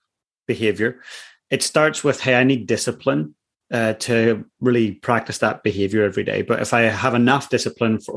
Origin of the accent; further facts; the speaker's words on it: Northern Ireland, United Kingdom; growing up in Northern Ireland